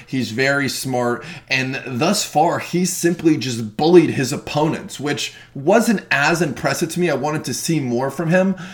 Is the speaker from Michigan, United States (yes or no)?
no; Florida, United States; Being born and raised in Florida, I enjoy seeing my local regional shows more than anything